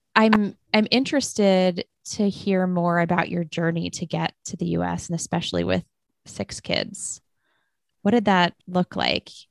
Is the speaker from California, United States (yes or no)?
no; Arlington, Virginia, United States; I'm from Arlington, Virginia.